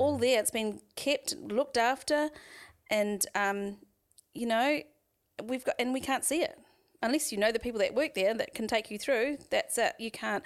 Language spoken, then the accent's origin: English; Waharoa, Waikato, New Zealand; also born or lived in Auckland; now in Tauranga, New Zealand; I grew up in the Waikato, so I, um, lived in a little settlement, I guess, a little village called Wa-, Wardville, which is just outside of Wairarua